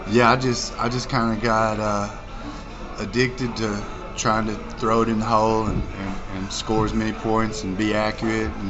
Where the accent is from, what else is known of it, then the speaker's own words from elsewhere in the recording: Dumas, United States; Well, so I'm from Dumas, and there was a there's a little festival down there, Ding Dong Days